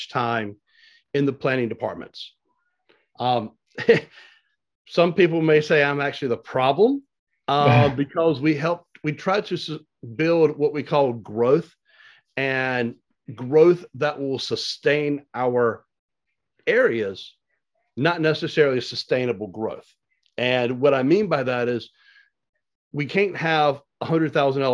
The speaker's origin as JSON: {"language": "English", "town": "Wilson", "region": "North Carolina", "country": "United States", "tie": "born or raised there", "lives_now": "Angier, United States", "said": "I grew up in Wilson, North Carolina, came to Anger because we found a little house, moved out this way to live on a small farm."}